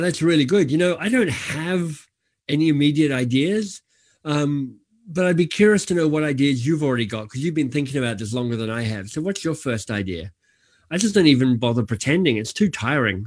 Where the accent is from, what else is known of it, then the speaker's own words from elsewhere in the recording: Australia; moved away; I'm Australian by birth